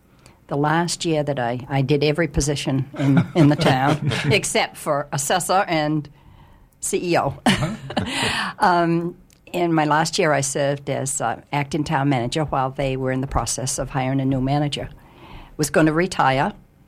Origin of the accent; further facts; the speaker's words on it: Union, Maine, United States; in Union, my hometown